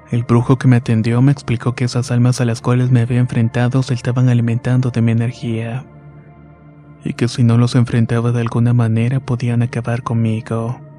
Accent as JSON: {"language": "Spanish", "town": "Ciudad Juárez", "region": "Chihuahua", "country": "Mexico", "tie": "born or raised there", "said": "soy oriundo de Ciudad Juárez. Nací y crecí allí y es donde vivo actualmente."}